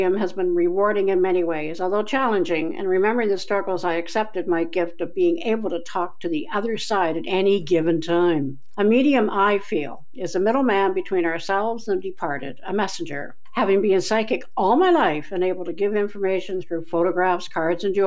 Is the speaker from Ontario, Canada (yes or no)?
yes; Keswick, Ontario, Canada; when I was 10 years old, walking down the road of my hometown, Keswick, Ontario